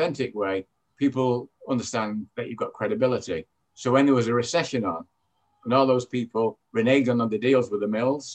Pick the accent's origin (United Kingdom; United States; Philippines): United Kingdom; Manchester, North West England; accent: British; as you can tell from my accent, I'm British. I came from Manchester, England. I grew up in a what you call humble background